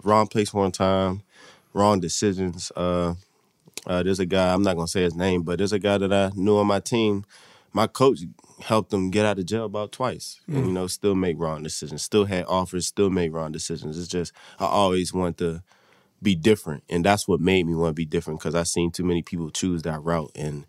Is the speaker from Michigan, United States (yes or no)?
no; Pittsburgh, Pennsylvania, United States; Growing up in Western PA, Pittsburgh, all you know is really the Pittsburgh Steelers.